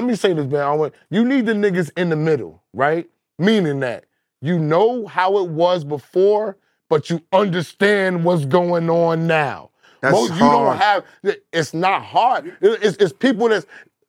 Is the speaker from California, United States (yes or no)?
no; Dallas, Texas, United States; I grew up with Chaotic in Dallas in the same crib.